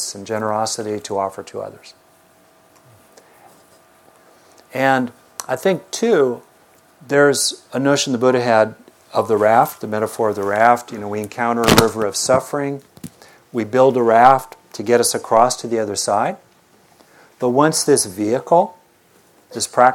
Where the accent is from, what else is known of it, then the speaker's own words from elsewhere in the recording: Southern California, United States; I grew up in Southern California